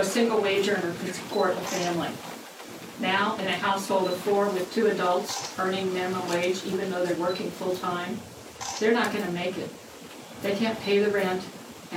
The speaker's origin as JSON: {"language": "English", "town": "Richmond", "region": "Indiana", "country": "United States", "tie": "born or raised there", "lives_now": "Bloomington, United States", "said": "I grew up in Richmond"}